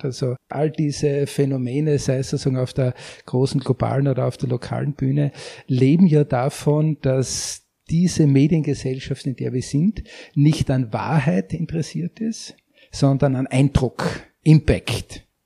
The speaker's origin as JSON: {"language": "German", "country": "Austria", "said": "bei uns in Österreich"}